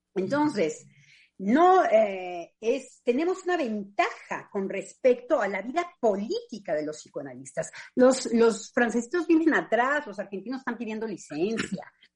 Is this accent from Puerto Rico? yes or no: no; Mexico; moved away as an adult; also born or lived in France / England; gracias al lugar en donde yo me desarrollé en México